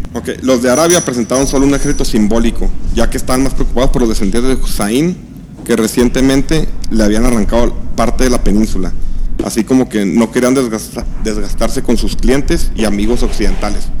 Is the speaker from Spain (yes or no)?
no; Mexico; A nosotros como mexicanos